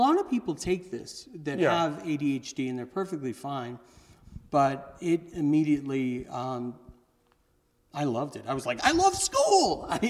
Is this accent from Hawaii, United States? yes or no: yes; Kailua, Hawaii, United States; also born or lived in Santa Monica / Danville / Raleigh / Kansas City; I was born in Santa Monica, raised in Kailua, Hawaii. I moved to Danville, Virginia, Raleigh, Durham, North Carolina, Kansas City, Missouri, ended up moving to Cape Cod